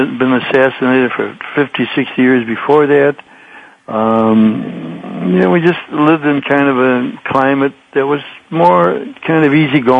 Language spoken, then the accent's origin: English; Chicago, Illinois, United States; I'm from Chicago.